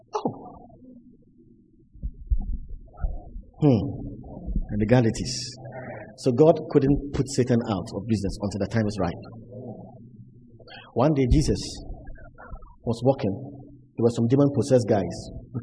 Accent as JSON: {"language": "English", "town": "Cape Coast", "region": "Central Region", "country": "Ghana", "tie": "born or raised there", "said": "The church I grew up in Cape Coast"}